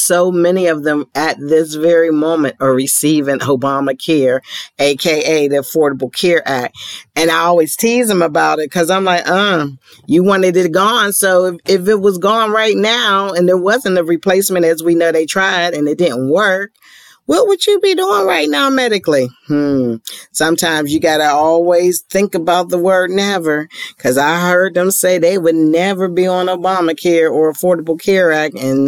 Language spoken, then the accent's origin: English; Ohio, United States; including my home state of Ohio.